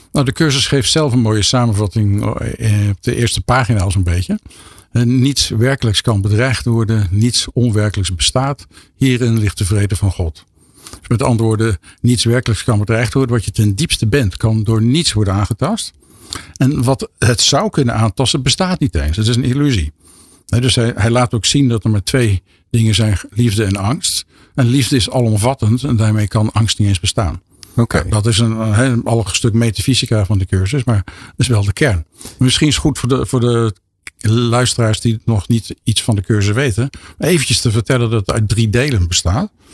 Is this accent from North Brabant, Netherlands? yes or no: yes; 's-Hertogenbosch, North Brabant, Netherlands; in Den Bosch, waar ik vandaan kom